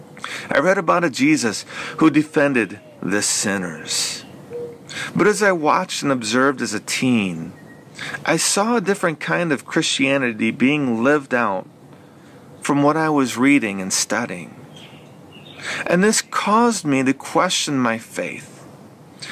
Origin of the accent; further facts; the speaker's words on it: Flint, Michigan, United States; I was born and raised right here in Flint, Michigan